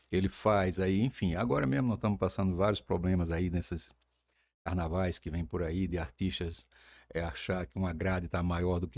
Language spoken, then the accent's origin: Portuguese; Campina Grande, Paraíba, Brazil; Eu nasci na rua 4 de outubro, né? Centro, né? É, eu acho que o número é até 66